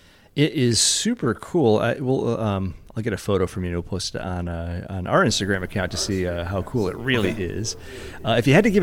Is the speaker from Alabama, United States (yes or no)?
no; Vestal, New York, United States; I'm from Vestal, right next door in Binghamton.